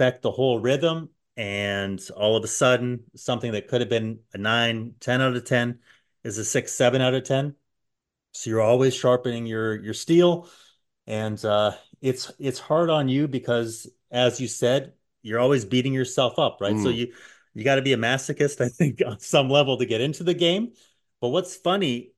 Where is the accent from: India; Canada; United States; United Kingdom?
Canada; as a Canadian